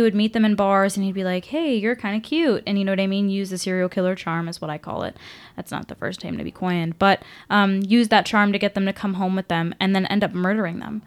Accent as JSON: {"language": "English", "region": "Washington", "country": "United States", "said": "I'm from Washington"}